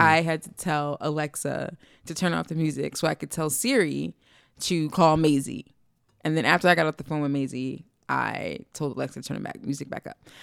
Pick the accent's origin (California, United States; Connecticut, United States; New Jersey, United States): New Jersey, United States; East Orange; We're from East Orange